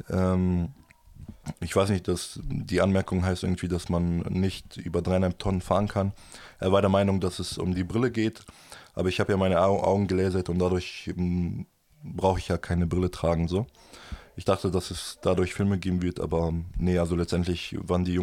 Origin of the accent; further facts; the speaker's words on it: Germany; aber natürlich Deutschland ist meine Heimat und ich möchte natürlich in Deutschland leben.